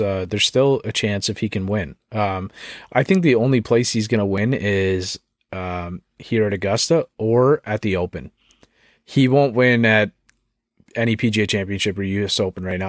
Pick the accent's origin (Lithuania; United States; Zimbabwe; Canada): Canada; I'm Canadian